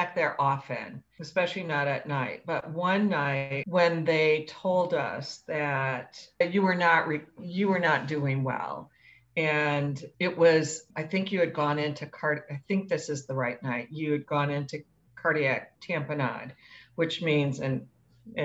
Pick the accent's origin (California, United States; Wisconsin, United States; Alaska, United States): Wisconsin, United States; now in Chicago, United States; I grew up in Wisconsin